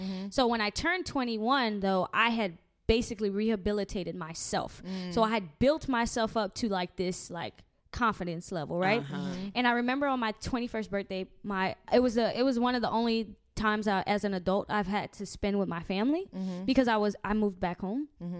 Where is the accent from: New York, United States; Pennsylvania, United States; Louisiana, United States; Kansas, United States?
Louisiana, United States; Lafayette; moved away; I am not from New Orleans. I am from Lafayette, Louisiana.